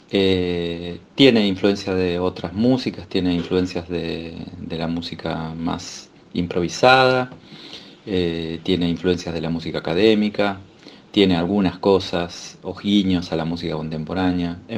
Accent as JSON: {"language": "Spanish", "town": "Pergamino", "region": "Buenos Aires Province", "country": "Argentina", "said": "soy de Pergamino y estudié unos años guitarra clásica en una... guitarra clásica, guitarra criolla, pero que involucraba músicas clásicas y también músicas argentinas escritas para la guitarra solista. En Pergamino, con una academia así de barrio."}